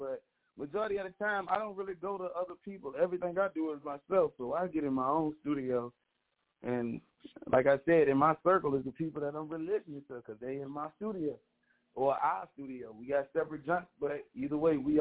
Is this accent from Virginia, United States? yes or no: yes; Petersburg, Virginia, United States; I'm from Petersburg, Virginia